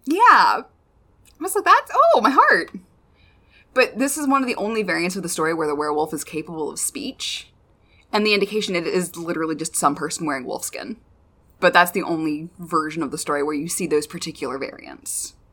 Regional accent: United States; I am constantly American

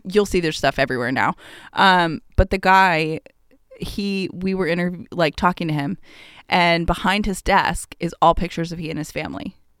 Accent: Atlanta, Georgia, United States; I grew up in Atlanta

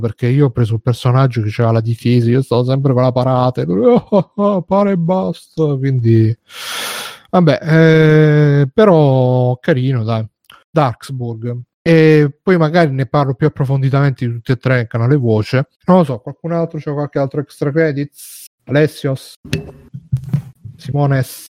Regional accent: Italy; sono italiano

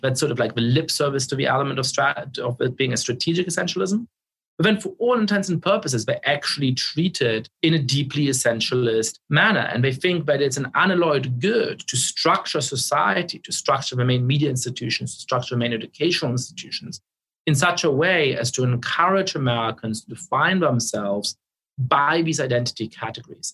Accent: Munich, Bavaria, Germany; also born or lived in Poland; now in United States; I was growing up in Munich in the center of town.

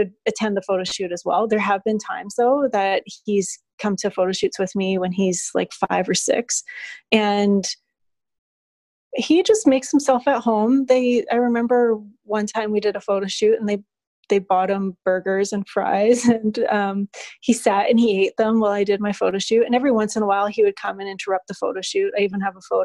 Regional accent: Alberta, Canada; moved away as an adult; now in Cayman Islands; I've never left my hometown. I'm from a small city back home in Alberta, Canada

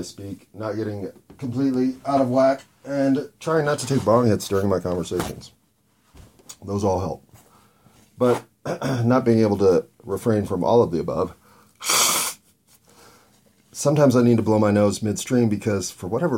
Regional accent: United States; as an American

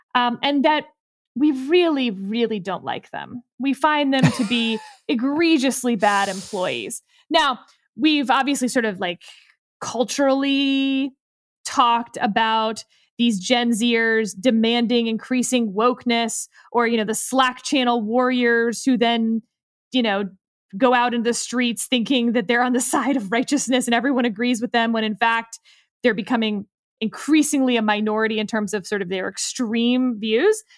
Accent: Houston, Texas, United States; I'm actually from Houston

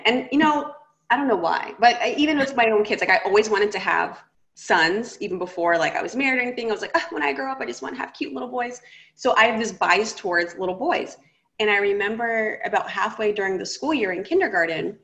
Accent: United States; I grew up in America

